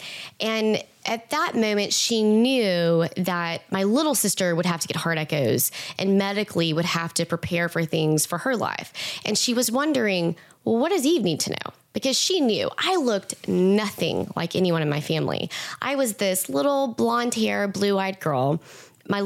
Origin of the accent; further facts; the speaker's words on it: East Texas, United States; I'm from East Texas